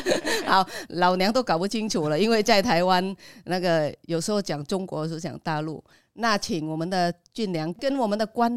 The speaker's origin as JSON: {"language": "Chinese", "region": "Ho Chi Minh City", "country": "Vietnam", "moved": "as an adult", "lives_now": "Taiwan", "said": "我也是来自越南胡志明市"}